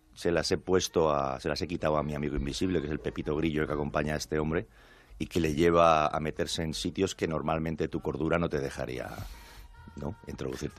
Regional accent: Spain; como español

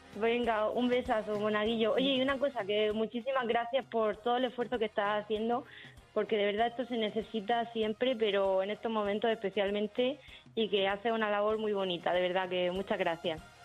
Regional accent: Murcia, Region of Murcia, Spain; yo soy de Murcia

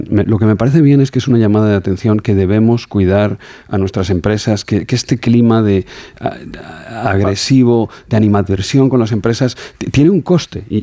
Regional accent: Alagón, Aragon, Spain; yo soy de, soy de pueblo, soy de Alagón, de un pueblo a 20 kilómetros de Zaragoza y decimos las cosas los aragoneses como, como las sentimos.

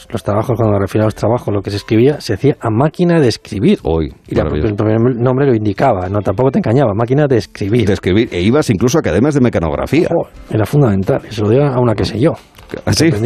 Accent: Spain; dicen, ah, qué mal sabemos los españoles hablar inglés, que nos salimos por ahí.

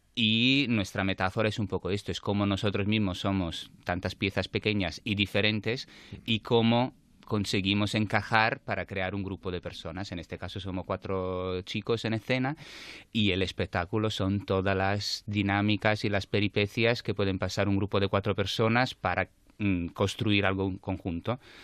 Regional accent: Naples, Campania, Italy; Spanish is a second language; moved away as an adult; also born or lived in Madrid; now in Barcelona, Spain; soy napolitano, sí. Aunque lleve 15 años aquí

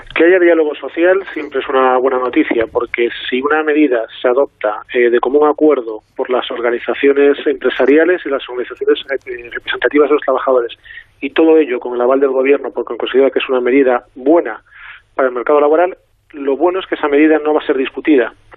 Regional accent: Galicia, Spain; aquí voy a contestar como gallego

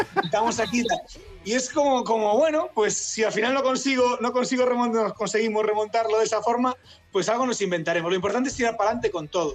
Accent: A Coruña, Galicia, Spain; moved away; also born or lived in Tunisia / Paris / Egypt / Málaga; yo soy gallego, soy de La Coruña

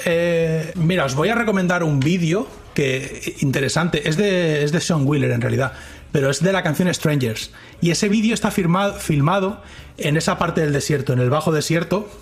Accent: Spain; accent: Castilian; now in Dallas, United States; tengo un acento muy particular porque ellos no están acostumbrados tampoco al acento a Castilian, como ellos dicen.

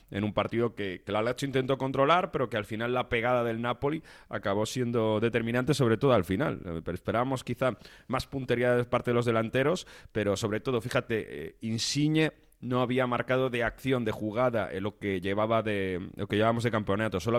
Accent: Italy; Spanish is a second language; como italiano

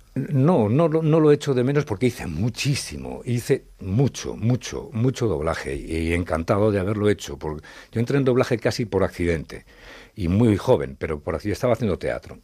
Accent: Madrid, Community of Madrid, Spain; born or raised there; also born or lived in Zaragoza

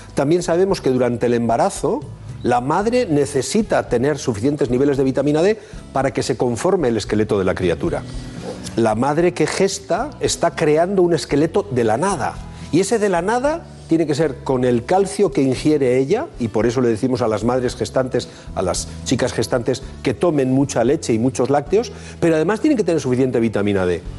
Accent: Bilbao, Basque Country, Spain; los de Bilbao tenemos una, una, característica

